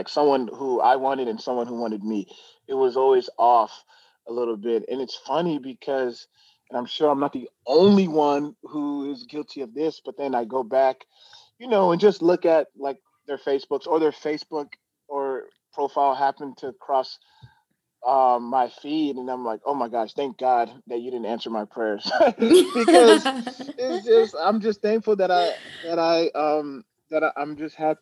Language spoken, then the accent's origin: English; Glendale, Arizona, United States; also born or lived in New Jersey / Nebraska; I grew up in Glendale, Arizona. My parents are from Nigeria, so I'm 100% Nigerian.